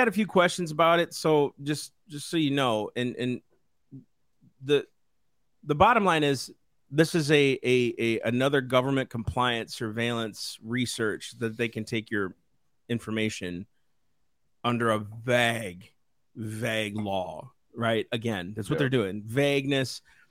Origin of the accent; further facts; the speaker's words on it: United States; I'm an American.